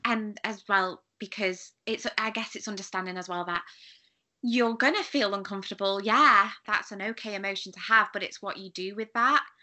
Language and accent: English; United Kingdom; as a British person